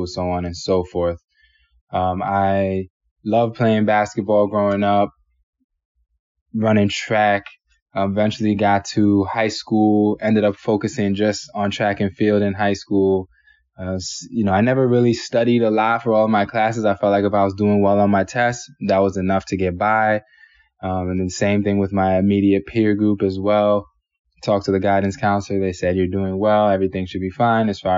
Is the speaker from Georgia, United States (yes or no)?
yes; Savannah, Georgia, United States; moved away; also born or lived in New York City, New York; I was born in New York City, in Manhattan, and then shortly after, parents were having a little bit of trouble with one another, and my mother decided to move down to Savannah, Georgia